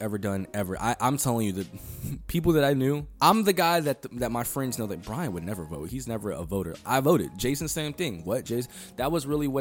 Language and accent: English; United States